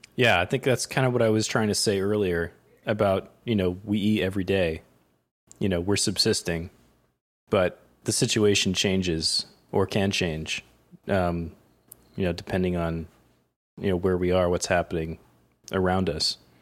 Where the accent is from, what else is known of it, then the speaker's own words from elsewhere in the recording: Connecticut, United States; also born or lived in Vermont; now in New York, United States; I grew up in Connecticut